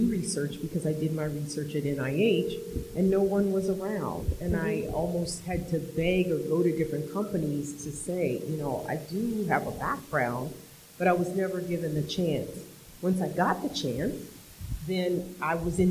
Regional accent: Washington, United States; moved away as an adult; now in Washington, D.C., United States; I grew up in Washington State and I live in Washington, D.C.

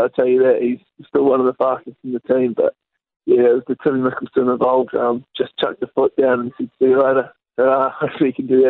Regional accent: South Island, New Zealand; I'm from the South Island

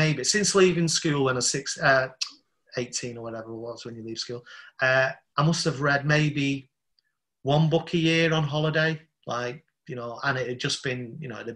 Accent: Salford, North West England, United Kingdom; also born or lived in Southeast London; now in London, United Kingdom; I'm from Salford in Manchester

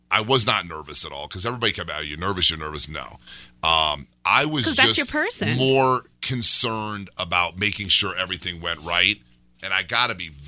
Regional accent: Omaha, Nebraska, United States; now in Colorado, United States; I was in Omaha Athletic Club in Nebraska

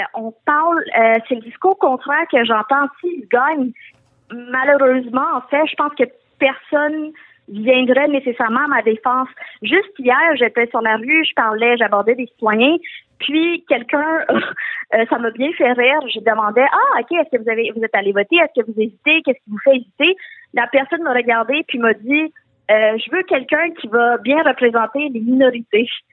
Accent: Quebec, Canada; born or raised there

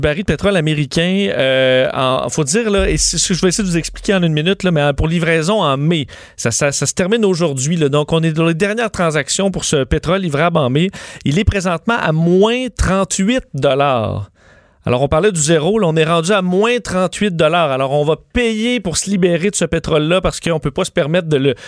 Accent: Canada; chez nous au Canada

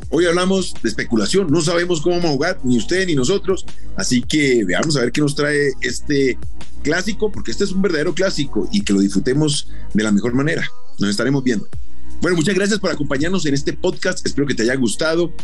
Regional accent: Colombia; como somos los colombianos.

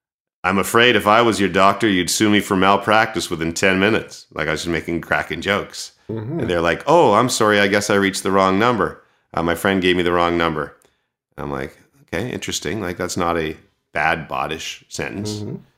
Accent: Texas, United States; I'm from Texas in the United States.

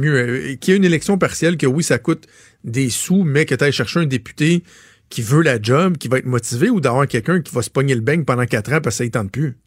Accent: Laval, Quebec, Canada; Je suis un fier Lavalois, là, je viens de Laval

